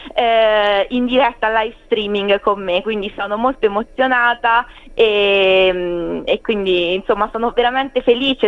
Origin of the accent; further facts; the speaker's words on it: Ascoli Piceno, Marche, Italy; moved away as an adult; now in Brisbane, Australia; loro come me sono di Ascoli Picciano